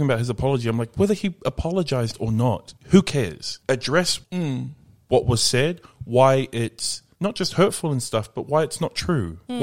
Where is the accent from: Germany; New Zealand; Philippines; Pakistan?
New Zealand; Auckland; Where is that in reference to Greyland? Because that's where I grew up